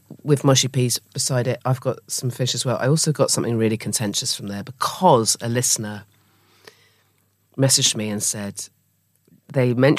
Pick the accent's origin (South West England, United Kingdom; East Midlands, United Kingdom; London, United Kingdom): South West England, United Kingdom; Dorset; moved away; Where I grew up in Dorset by the Sea